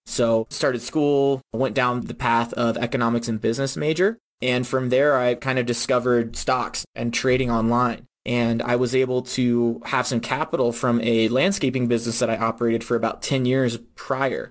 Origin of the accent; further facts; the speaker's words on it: Virginia, United States; I'm originally from Virginia